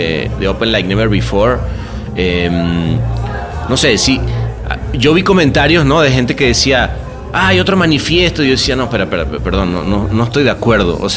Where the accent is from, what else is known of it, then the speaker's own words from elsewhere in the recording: Argentina; haber crecido dentro de una cultura publicitaria como la Argentina, pues creo que se ayuda a la exportación que ha habido de, gente de la publicidad, ¿no?